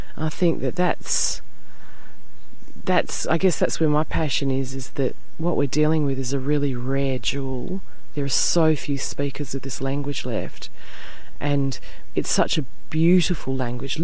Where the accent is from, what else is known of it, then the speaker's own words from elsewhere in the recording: Perth, Western Australia, Australia; also born or lived in Wheatbelt, Western Australia; I'm born and bred in Perth